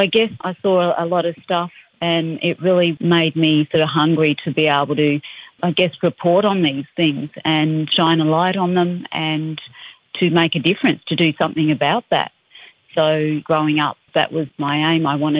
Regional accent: Adelaide, South Australia, Australia; moved away as an adult; also born or lived in Canberra; now in Sydney, Australia; I grew up in Adelaide, born and raised in Adelaide, but my family are from the Northern Territory. There aren't a mob from Central Australia. But yeah, I grew up in Adelaide, went to school there, and after year 12 went to Canberra and went to university there

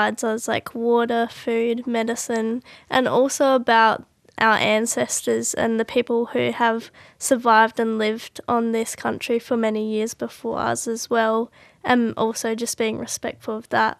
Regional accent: Adelaide, South Australia, Australia; I'm 18 and I live in Adelaide, and I grew up in Adelaide as well.

